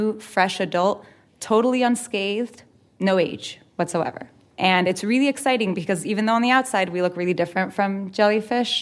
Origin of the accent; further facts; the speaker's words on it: New Jersey, United States; I'm a middle school science teacher from New Jersey